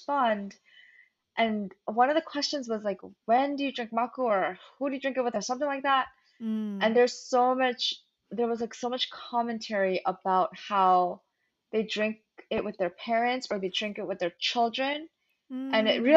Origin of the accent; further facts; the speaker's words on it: New York City, New York, United States; first language Korean; English is a second language; also born or lived in Long Island / Florida / Michigan; I grew up in Flushing in Queens and we had such a big Korean community